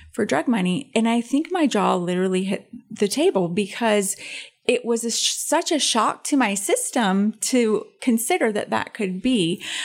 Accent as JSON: {"language": "English", "town": "Belvidere", "region": "Illinois", "country": "United States", "tie": "born or raised there", "said": "my hometown of Belvedere, Illinois"}